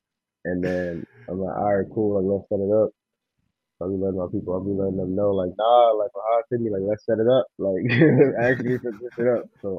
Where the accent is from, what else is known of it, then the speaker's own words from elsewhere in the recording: Chicago, Illinois, United States; I am a rapper from Chicago.